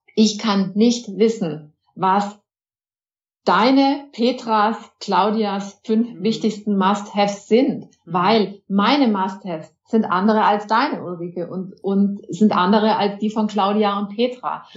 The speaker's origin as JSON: {"language": "German", "country": "Germany", "said": "wir auch als Deutsche"}